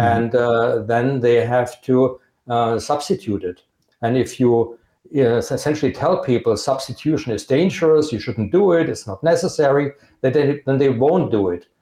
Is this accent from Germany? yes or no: yes; Germany; accent: Germanic; English is a second language; I'm from Germany